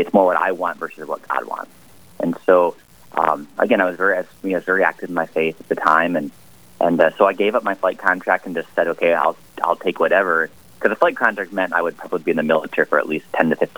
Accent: Mitchell, South Dakota, United States; I grew up in South Dakota. I'm was born and raised in Mitchell

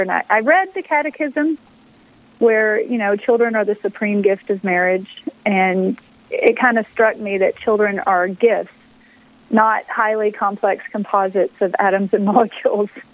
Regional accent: Texas, United States; moved away as an adult; also born or lived in Pennsylvania; I grew up in Texas

